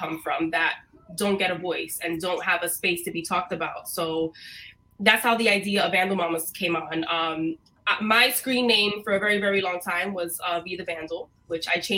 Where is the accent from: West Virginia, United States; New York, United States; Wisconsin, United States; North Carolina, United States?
New York, United States; New York City; also born or lived in Rhode Island; I was born in Brooklyn. I was raised for a few years in Rhode Island, which is a fact that a lot of people don't know about me. And then when we moved back here to New York, I finished getting raised in East New York. So most of my life has been in Brooklyn